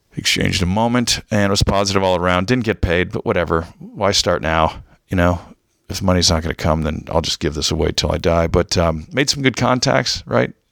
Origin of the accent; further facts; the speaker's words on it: United States; I'm American.